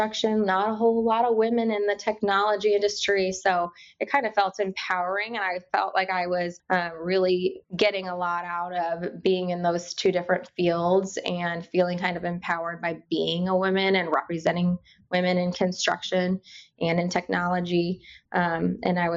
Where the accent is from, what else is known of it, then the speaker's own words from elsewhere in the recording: St. Louis, Missouri, United States; also born or lived in Weldon Spring, Missouri / O'Fallon, Missouri; born and raised in St. Louis.